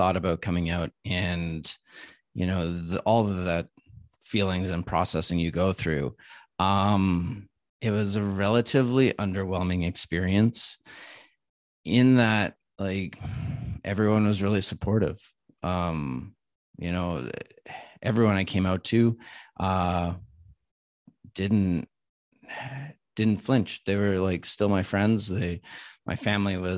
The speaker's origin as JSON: {"language": "English", "town": "Ottawa", "region": "Ontario", "country": "Canada", "tie": "born or raised there", "moved": "yes", "lives_now": "Vancouver, Canada", "said": "So I grew up back in Ottawa"}